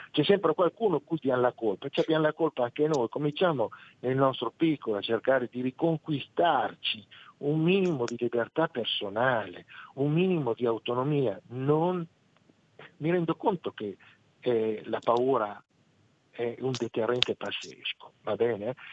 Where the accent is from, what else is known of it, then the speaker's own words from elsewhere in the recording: Parma, Emilia-Romagna, Italy; non di Reggio Emilia, attenzione, io sono di Palma